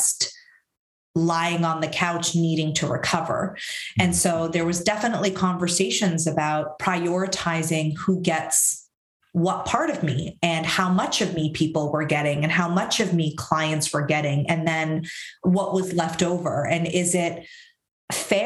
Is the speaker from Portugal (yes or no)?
no; Syria; also born or lived in Canada; now in France; I was born in Syria. I immigrated to Canada